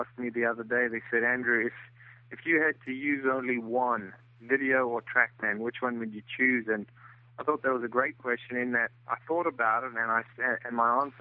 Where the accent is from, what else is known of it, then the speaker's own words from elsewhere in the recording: South Africa; moved away as an adult; also born or lived in Florida, United States; now in Bluffton, United States; I'm originally from South Africa. Came over to the U.S. In the mid-80s, played college golf